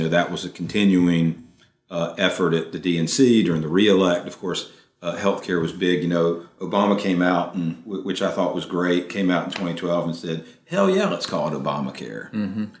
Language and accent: English; Raleigh, North Carolina, United States; Raleigh, I grew up in Raleigh, North Carolina.